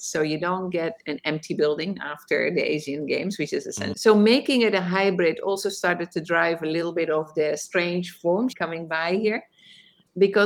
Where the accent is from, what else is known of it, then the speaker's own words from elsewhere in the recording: Netherlands; moved away as an adult; now in New York City, United States; although I am in New York, I'm originally from Holland. I came here to study at Columbia University, forgot to leave